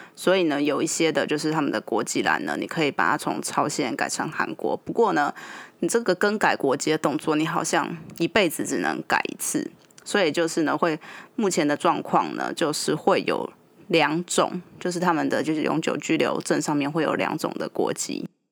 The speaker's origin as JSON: {"language": "Chinese", "country": "Taiwan", "said": "我们台湾人其实，嗯，也是经历了一个，就日本的殖民"}